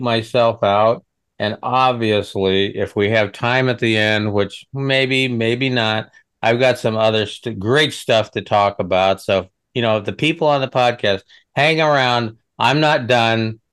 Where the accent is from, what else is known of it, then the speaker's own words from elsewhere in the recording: Western Nebraska, United States; moved away; I'm from Nebraska, Western Nebraska.